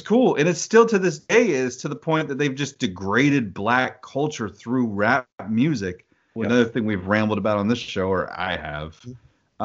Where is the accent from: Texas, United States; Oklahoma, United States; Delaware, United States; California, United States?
Oklahoma, United States; I grew up in Oklahoma